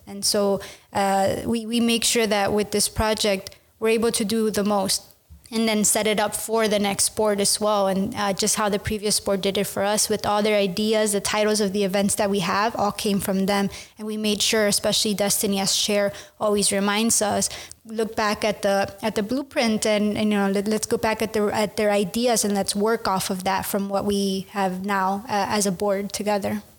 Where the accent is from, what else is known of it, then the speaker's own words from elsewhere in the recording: United States; moved away as an adult; also born or lived in Mexico; now in Amsterdam, Netherlands; I'm from uh, the US and Mexico, so I'm Mexican American